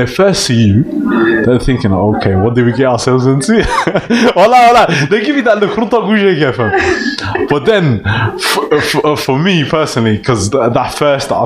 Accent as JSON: {"language": "English", "town": "Birmingham", "region": "West Midlands", "country": "United Kingdom", "said": "I'm from Birmingham, I'm Somali"}